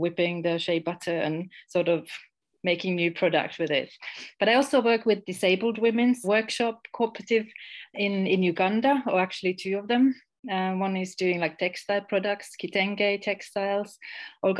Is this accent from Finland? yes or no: yes; Finland; moved away as an adult; also born or lived in Estonia / Ghana; I'm originally from Finland, but I lived in Estonia for almost 20 years